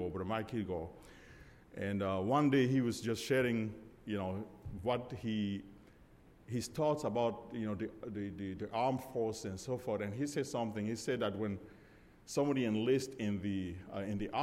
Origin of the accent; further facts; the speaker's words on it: Cameroon; moved away; also born or lived in Georgia, United States; I was born and raised in Cameroon, Africa